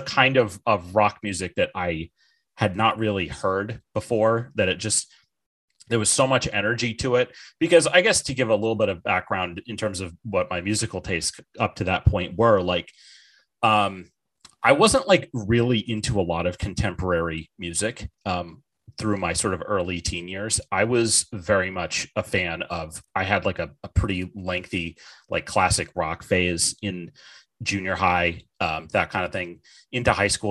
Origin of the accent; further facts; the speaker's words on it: Bartlett, New Hampshire, United States; also born or lived in North Conway, New Hampshire; I was born in uh, the town of North Conway, New Hampshire, and I grew up in Bartlett, New Hampshire